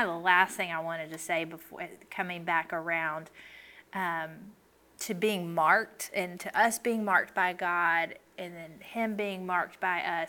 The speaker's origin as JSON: {"language": "English", "region": "the South", "country": "United States", "tie": "born or raised there", "said": "I grew up in the South"}